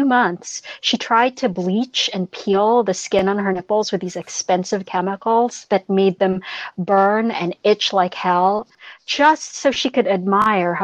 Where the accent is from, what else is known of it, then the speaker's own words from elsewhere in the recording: Philippines; growing up in the Philippines